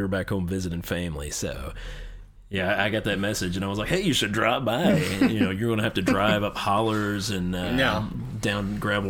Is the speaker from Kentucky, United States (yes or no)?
yes; Kentucky, United States